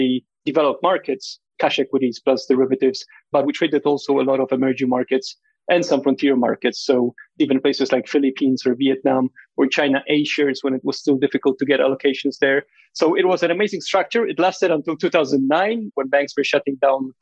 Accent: Warsaw, Masovian Voivodeship, Poland; moved away as an adult; also born or lived in London; I was born and raised in Warsaw, in Poland

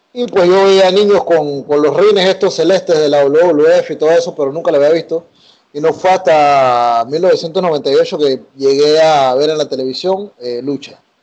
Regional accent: Panama; siendo panameño

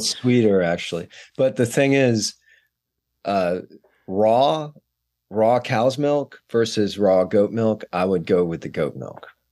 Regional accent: San Antonio, Texas, United States; moved away; San Antonio, Texas, which is my hometown

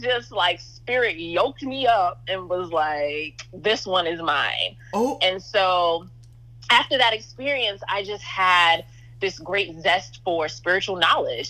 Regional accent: New York City, New York, United States; I'm the daughter of West Indian immigrants. I grew up in New York City

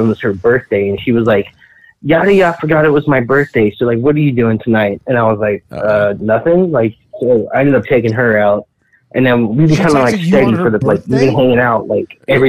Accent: San Diego, California, United States; also born or lived in Ohio; I'm from San Diego.

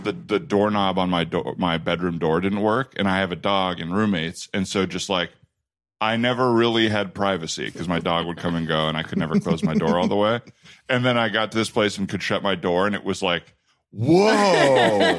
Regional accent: Tucson, Arizona, United States; moved away; also born or lived in Los Angeles; I grew up in Tucson and it's very dry there already.

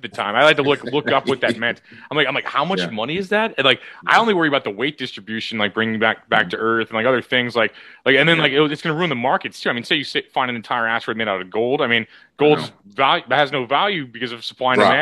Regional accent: St. Louis, Missouri, United States; I'm from St. Louis

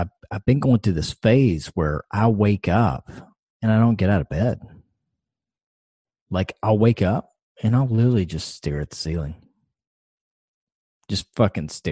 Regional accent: the South, United States; I'm a Southerner by lifelong Southerner.

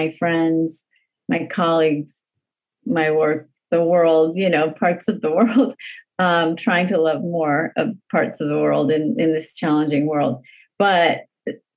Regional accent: Los Angeles, California, United States; growing up in the San Fernando Valley

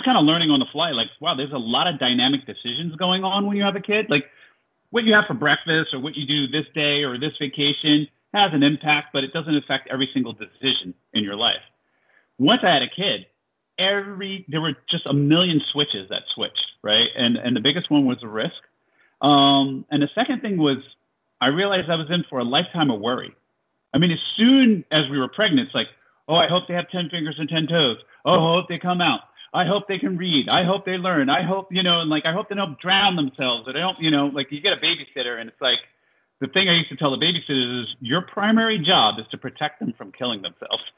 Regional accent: Jersey City, New Jersey, United States; moved away as an adult; also born or lived in Iowa; I was born in Jersey City, New Jersey

